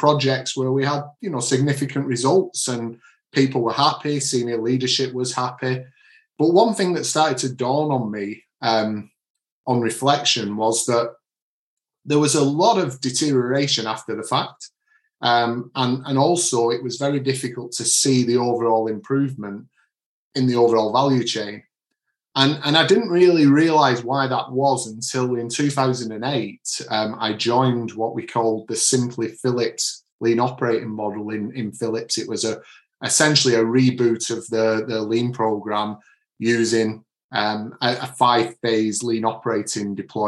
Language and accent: English; Manchester, North West England, United Kingdom; now in Bury St Edmunds, United Kingdom; So I'm from the Manchester area, but it's an accent that's followed me around wherever I've lived